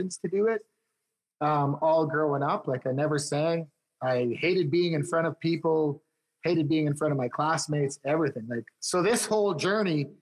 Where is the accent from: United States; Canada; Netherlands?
Canada; Big River, Saskatchewan; moved away as an adult; now in Saskatoon, Canada; I'm originally from Big River, Saskatchewan, which is just a small little town